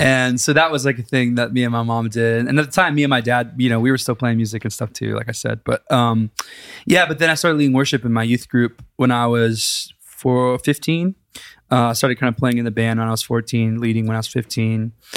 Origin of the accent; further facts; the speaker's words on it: Big Spring, Texas, United States; now in Nashville, United States; I grew up in Big Spring, Texas